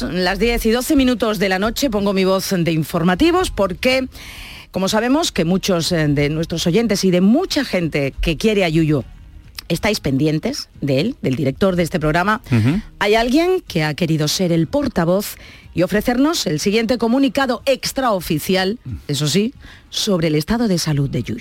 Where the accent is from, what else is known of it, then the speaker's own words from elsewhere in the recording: Cádiz, Andalusia, Spain; yo soy oso de Cádiz total